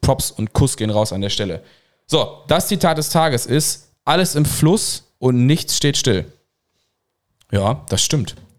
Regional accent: Cologne, North Rhine-Westphalia, Germany; Ich bin ja in Köln geboren, wie ihr wisst, deswegen habe ich da ähm, ja, ja die so Großstadt, die Großstadt im Background

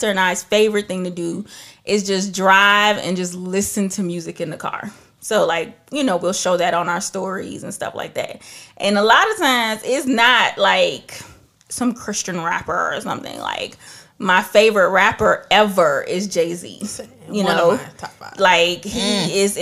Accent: Trinidad & Tobago; I'm from Trinidad, so we have calypso, we got reggae, we have all of that. I grew up listening and hearing so many different types of music

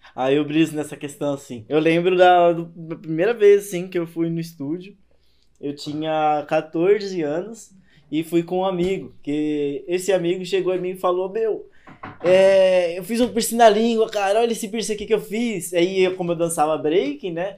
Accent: Fortaleza, Ceará, Brazil; now in São Paulo, Brazil; eu sou lá de Fortaleza e tal, vim pra cá faz pouco

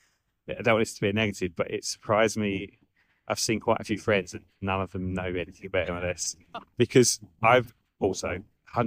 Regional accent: near Maldon, Essex, East of England, United Kingdom; We're currently in Maldon, Essex, which is near where I'm from

